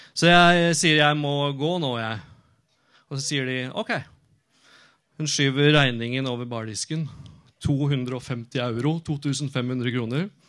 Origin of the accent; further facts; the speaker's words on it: Norway; also born or lived in Oslo; Jeg kom fra Norge